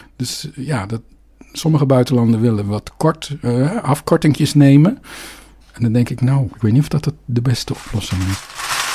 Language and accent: Dutch; Netherlands; accent: Dutch; mijn Nederlands accent